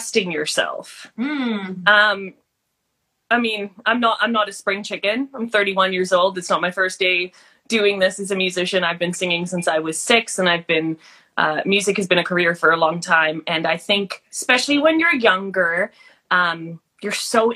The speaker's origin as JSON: {"language": "English", "country": "South Africa", "tie": "born or raised there", "moved": "yes", "lives_now": "Canada", "said": "I grew up in South Africa"}